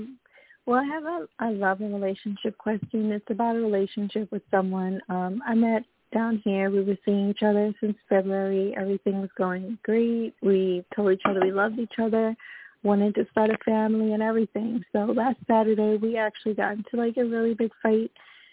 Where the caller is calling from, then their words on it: Florida, United States; I'm calling currently from Florida.